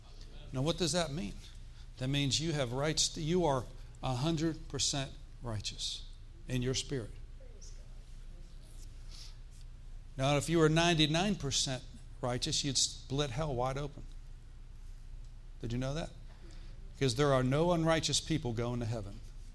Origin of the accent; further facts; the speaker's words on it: Florida, United States; We're here from Florida.